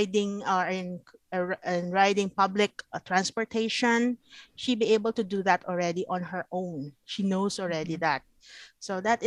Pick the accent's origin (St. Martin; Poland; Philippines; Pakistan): Philippines; we are Filipino by birth